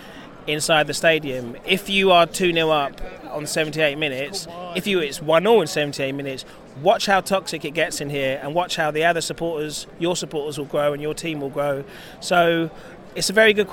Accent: London, United Kingdom; where I grew up in Dulwich

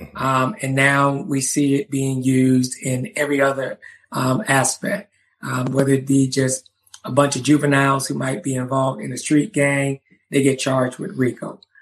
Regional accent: Charleston, South Carolina, United States; when I was a kid growing up in Charleston, South Carolina

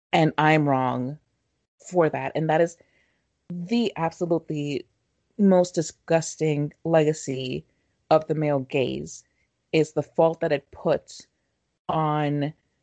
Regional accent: Mexico; moved away; growing up in Mexico

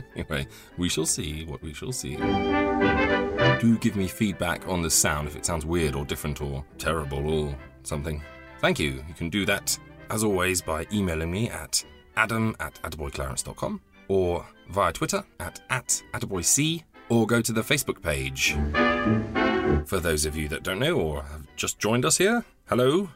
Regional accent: Midlands, United Kingdom; I grew up in the Midlands

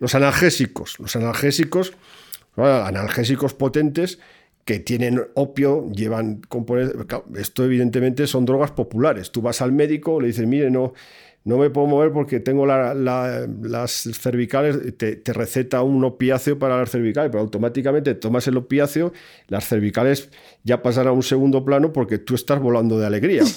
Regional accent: Spain; en mi país

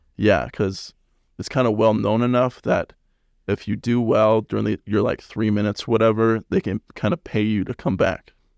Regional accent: Salt Lake City, Utah, United States; I'm from Salt Lake

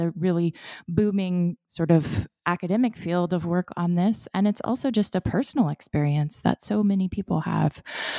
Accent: Florida, United States; So I was born and raised in Florida in a coastal community. And so I grew up in cypress swamps and seagrass estuaries and in sandy pine forests.

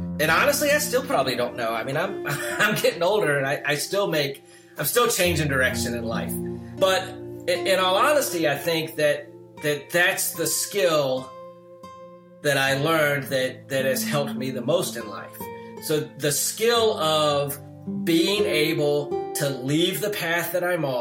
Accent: Lancaster, South Carolina, United States; moved away; In my hometown, I mean, it's a very cotton mill town, you know. I think when I was growing up, there were probably 12 stoplights in the town

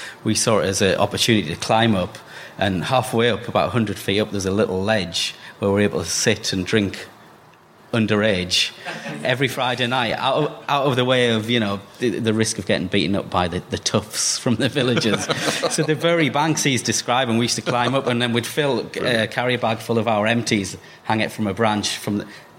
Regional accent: Durham, North East England, United Kingdom; I grew up in Durham as well

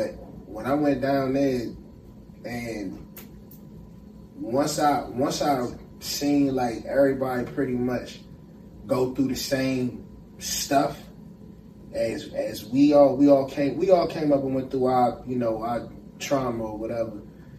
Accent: Maryland, United States; born or raised there; also born or lived in Washington, D.C. / Tennessee

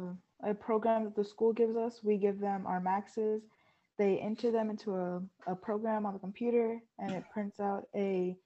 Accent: Somerset, Texas, United States; I lift for Somerset High School, which is in San Antonio, Texas. I'm from Somerset, Texas.

